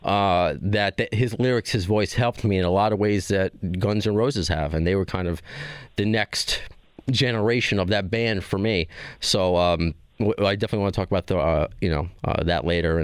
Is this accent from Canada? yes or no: no; Long Island, New York, United States; we're both from Long Island